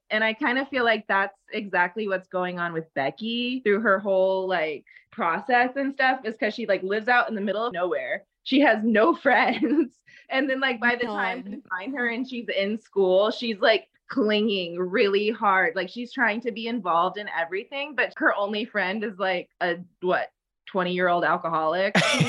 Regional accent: Hutto, Texas, United States; also born or lived in Round Rock; So, well, technically I was born in Round Rock, like, but that's like splitting hairs. But like Hutto at the time is like super small and like didn't even have like a hospital.

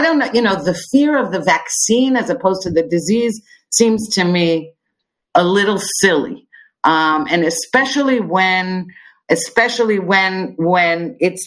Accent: United States; moved away as an adult; now in Israel; growing up in the United States

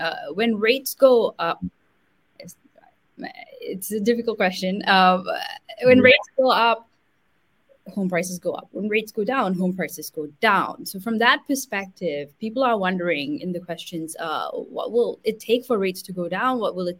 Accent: Singapore; also born or lived in India; I come from Singapore, my family grew up in India.

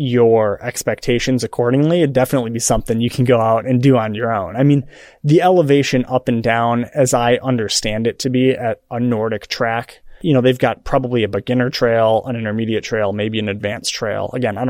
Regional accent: Michigan, United States; moved away; So I grew up in Michigan and in a very snowy little town.

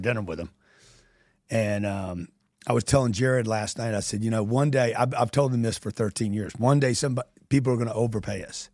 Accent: Louisiana, United States; I grew up in Louisiana

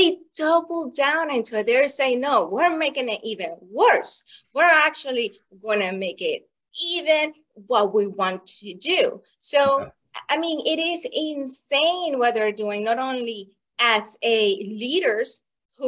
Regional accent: Venezuela; moved away as an adult; now in United States; I was born in Venezuela, and I saw the Venezuela before Hugo Chavez

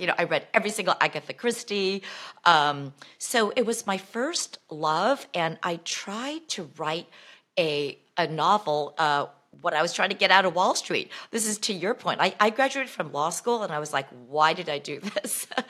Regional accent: Bay Area, California, United States; growing up in the Bay Area

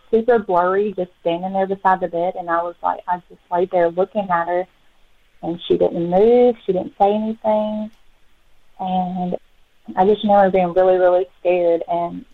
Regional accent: Childersburg, Alabama, United States; I grew up in Childersburg, Alabama

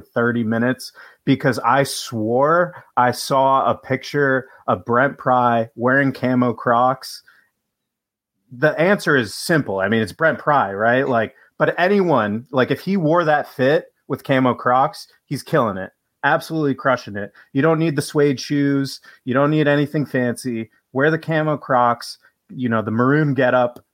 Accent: New York, United States; moved away; also born or lived in Washington, D.C.; I grew up in New York

